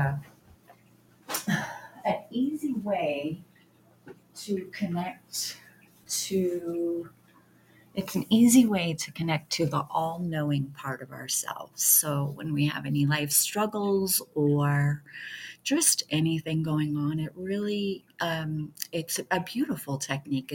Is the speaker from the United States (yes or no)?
yes; Detroit, Michigan, United States; I grew up in Detroit, area